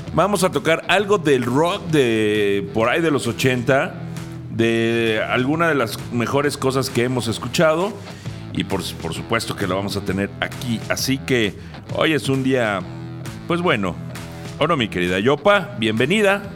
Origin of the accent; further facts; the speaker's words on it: Mexico; como buenos mexicanos